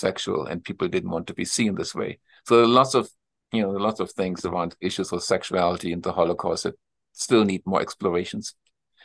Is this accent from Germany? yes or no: yes; Germany; accent: German accent; English is a second language; moved away as an adult; also born or lived in Philadelphia; now in Flagstaff, United States; growing up in Germany